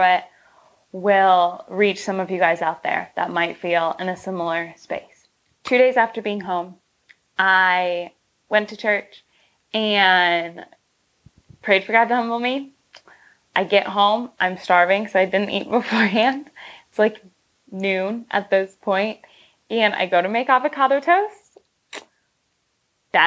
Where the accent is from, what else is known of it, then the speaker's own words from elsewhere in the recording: Michigan, United States; now in Los Angeles, United States; I am at my hometown house in Michigan with my family.